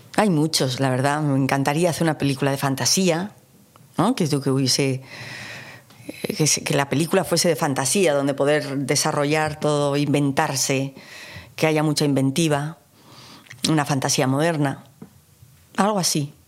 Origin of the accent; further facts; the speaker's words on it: Basque Country, Spain; para mí como vasca que soy